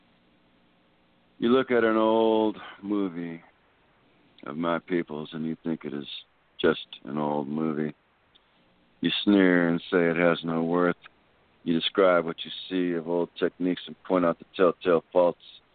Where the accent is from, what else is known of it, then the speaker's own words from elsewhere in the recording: Texas, United States; being Texan, that's where it's at with me.